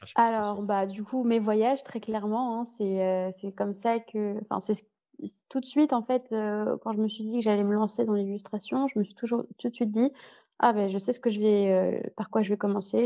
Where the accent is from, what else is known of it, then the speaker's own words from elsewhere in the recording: Paris, Île-de-France, France; also born or lived in Lyon / United States / Vietnam / Ireland; now in Berlin, Germany; j'ai grandi à Paris, je suis née à Paris, j'ai grandi à Paris. Ensuite, j'ai déménagé à Lyon